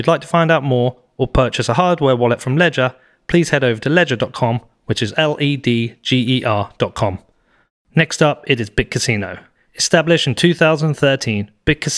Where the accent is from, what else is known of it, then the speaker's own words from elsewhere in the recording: United Kingdom; I'm British